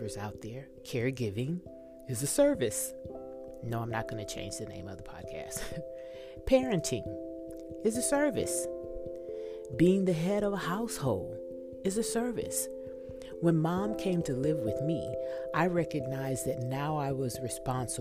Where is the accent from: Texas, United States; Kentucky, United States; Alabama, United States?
Texas, United States; I'm from Texas